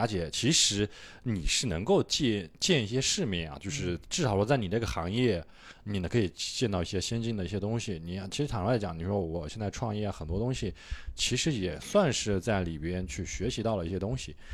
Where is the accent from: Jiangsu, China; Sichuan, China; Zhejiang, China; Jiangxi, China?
Jiangsu, China; Suqian; moved away as an adult; also born or lived in Nanjing; now in Shanghai, China; 宿迁，啊，因为我家是属于工薪阶层，然后，呃，爸妈都是属于就是算是半个农民这种